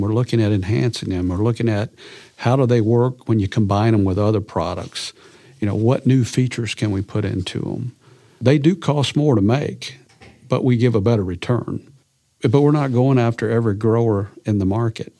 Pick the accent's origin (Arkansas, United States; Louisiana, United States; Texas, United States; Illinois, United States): Arkansas, United States; Clarendon; I grew up in Arkansas, a little farm community in eastern Arkansas, uh, over there on the White River, a little community called Clarendon.